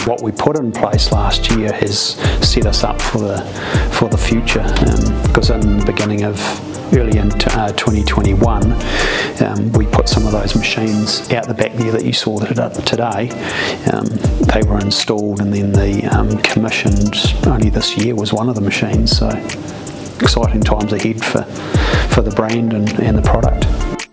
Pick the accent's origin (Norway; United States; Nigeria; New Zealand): New Zealand; I'm from New Zealand and this is what we